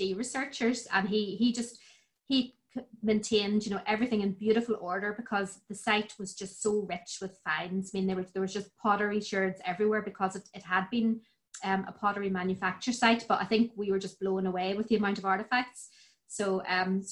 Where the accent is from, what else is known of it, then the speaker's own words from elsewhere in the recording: County Fermanagh, Northern Ireland, United Kingdom; I'm a Fermanagh girl. I grew up in County Fermanagh in the beautiful Lakelands.